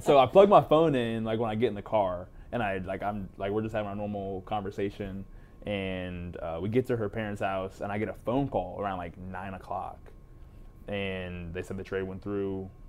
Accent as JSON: {"language": "English", "region": "Texas", "country": "United States", "said": "Yeah, I'm back home in Texas, you know."}